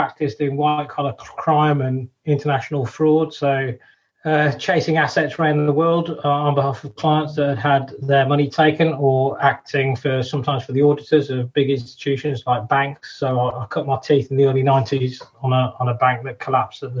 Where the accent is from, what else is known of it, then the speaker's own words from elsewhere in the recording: Wolverhampton, West Midlands, United Kingdom; we're actually born and brought up in Wolverhampton